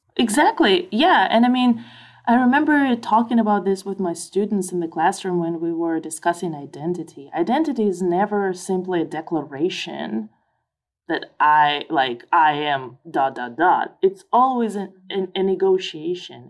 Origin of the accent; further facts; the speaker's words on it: Tomsk, Tomsk Oblast, Russia; moved away as an adult; also born or lived in United States; in Tomsk, in my hometown